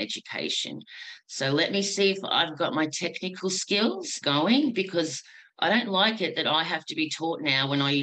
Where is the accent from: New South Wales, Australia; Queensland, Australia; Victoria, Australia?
Victoria, Australia; Williamstown; also born or lived in Tasmania; So I'm from Point Nepean, so Bunurong, born on Bunurong country in Williamstown